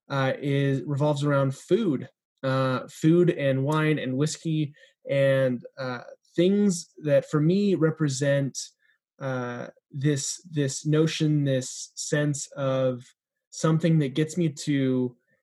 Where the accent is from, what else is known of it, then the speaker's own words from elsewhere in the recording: Everett, Washington, United States; moved away as an adult; also born or lived in Pasadena, California; now in Los Angeles, United States; I grew up in the Seattle suburb of Everett, Washington, until I moved down to Pasadena here for Fuller